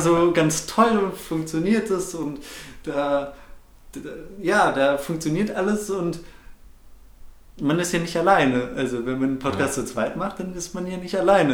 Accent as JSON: {"language": "German", "town": "Bochum", "region": "North Rhine-Westphalia", "country": "Germany", "tie": "born or raised there", "also_born_or_lived": "Frankfurt", "said": "Ich bin in Frankfurt geboren, ähm, bin aber ja, relativ schnell mit ganz jungem Alter nach Bochum gekommen und dort auch komplett aufgewachsen"}